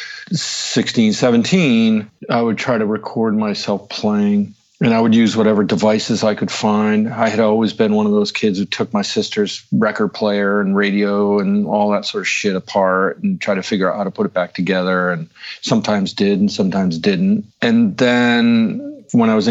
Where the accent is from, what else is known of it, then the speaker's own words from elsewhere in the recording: outside of Providence, Rhode Island, United States; moved away as an adult; also born or lived in Boston, Massachusetts / New York; I grew up outside of Providence, Rhode Island.